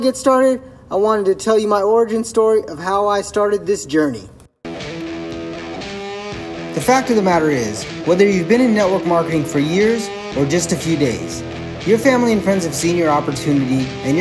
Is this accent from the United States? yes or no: yes; Anchorage, Alaska, United States; I was born and raised in Anchorage, Alaska